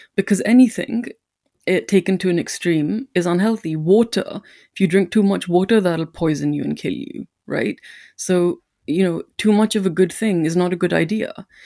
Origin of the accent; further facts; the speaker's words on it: India; moved away; I'm an immigrant or that I'm Indian